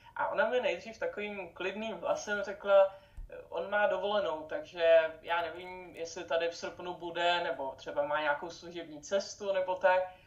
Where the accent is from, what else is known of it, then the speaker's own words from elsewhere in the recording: Czechia; U nás v Čechách